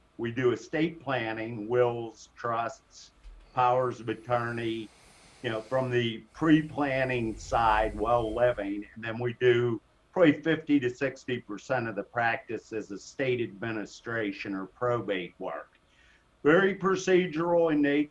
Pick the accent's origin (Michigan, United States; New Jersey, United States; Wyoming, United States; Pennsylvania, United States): Pennsylvania, United States; Pittsburgh; accent: Pittsburgh; I was born and raised here in Pittsburgh. I grew up in the South Hills in Upper St. Clair